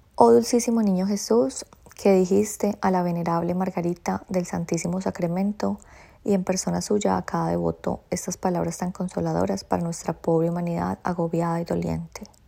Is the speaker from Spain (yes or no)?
no; Colombia; moved away as an adult; now in Australia; hay tradiciones que aún me traigo de mi tierrita, hay tradiciones que me siguen gustando, hay otras que deseché, pero esta tradición colombiana se las quiero compartir porque incluso yo desde que llegué a Australia